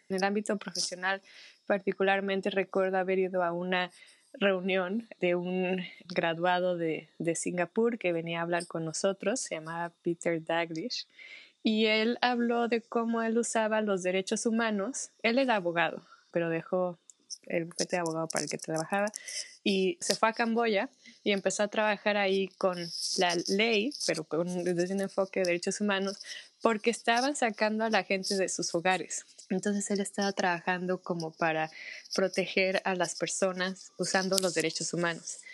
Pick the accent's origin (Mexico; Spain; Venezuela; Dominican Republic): Mexico; also born or lived in Netherlands; soy mexicana, tengo 31 años